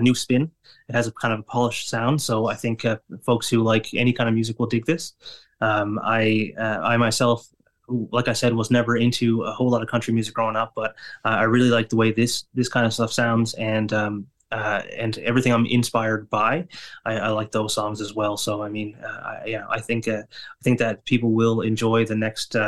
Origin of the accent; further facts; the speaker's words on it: Flat Bay, Newfoundland and Labrador, Canada; now in St. John's, Canada; my hometown, Flat Bay, it might be a bit small for a show